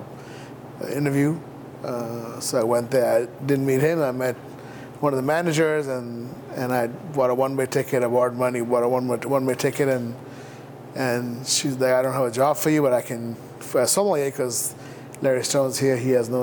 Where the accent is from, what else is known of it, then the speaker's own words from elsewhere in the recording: India; moved away as an adult; also born or lived in New York, United States / San Francisco, United States; now in United States; I grew up in India